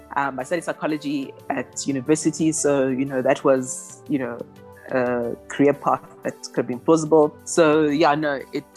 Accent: Eastern Cape, South Africa; also born or lived in Ghana; now in Johannesburg, South Africa; I'm an entrepreneur. I identify as being Ghanaian South African. Mm-hmm. I was born in Ghana, but I've lived in South Africa since I was 2 years old.

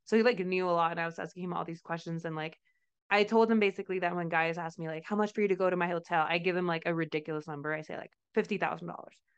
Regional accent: Mexico; moved away; I'm from Mexico

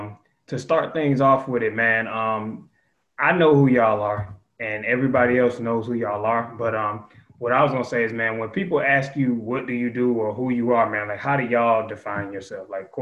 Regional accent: Atlanta, Georgia, United States; I'm from Atlanta, so there's certain things I know of.

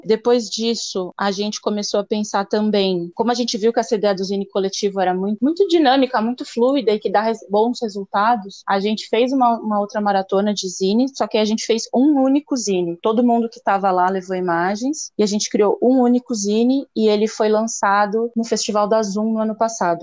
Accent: São Paulo, Brazil; eu sou de São Paulo

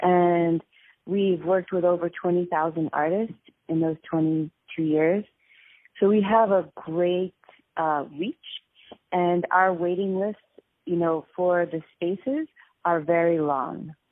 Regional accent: Westchester, New York, United States; I am from New York City. Uh, I was brought up in Westchester

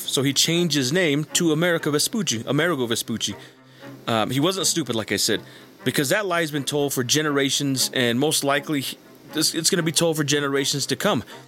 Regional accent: a reservation in New Mexico, United States; as a Native person uh, who was born and raised on a reservation in New Mexico

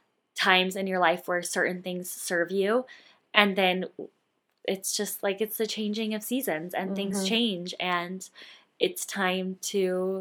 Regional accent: Colorado, United States; I grew up mostly in Colorado, but honestly in like a few other states as well.

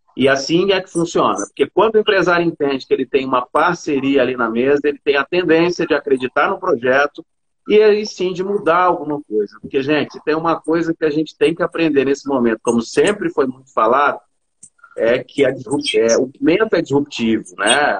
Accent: Belo Horizonte, Minas Gerais, Brazil; also born or lived in Juiz de Fora; sou de BH

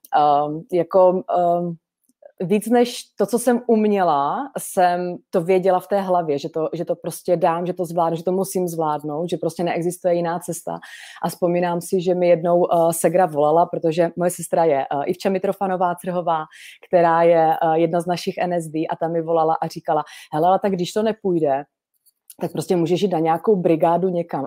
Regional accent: Šumperk, Olomouc Region, Czechia; jsem fakt chtěla být z toho šumperka, kde jsem se narodila

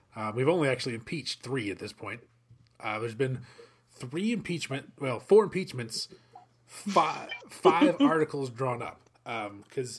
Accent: American South, United States; we grew up in the American South, in the Bible Belt

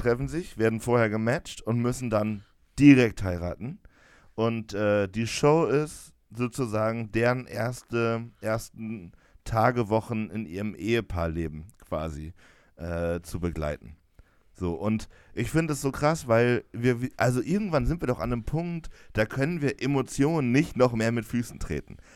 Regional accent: Jena, Thuringia, Germany; bei uns in Jena

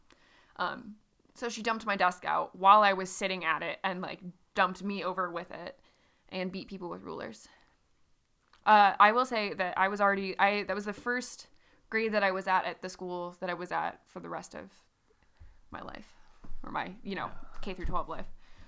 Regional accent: Dayton, Ohio, United States; born there; So I was born in Dayton in 93 and then we moved every 2 years until I landed in the town that I grew up in.

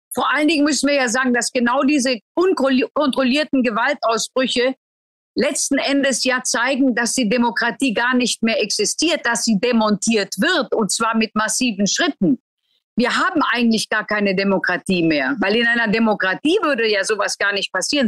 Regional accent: Germany; bei uns in Deutschland

